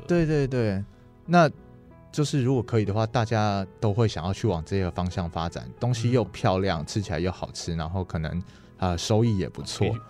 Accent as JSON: {"language": "Chinese", "town": "Lukang", "region": "Changhua County", "country": "Taiwan", "tie": "born or raised there", "said": "我自己是土生土长的鹿港人嘛，那我从小就是在这些古迹，像在光菜市啊，一样什么妈祖庙、龙山寺啊，怎么每天这样骑脚踏车逛来逛去"}